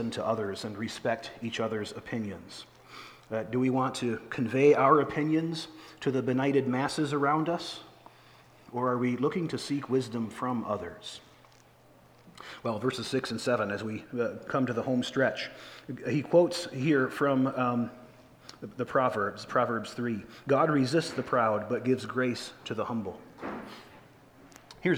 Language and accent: English; United States; I'm glad to be an American, that I have no apologies for being an American.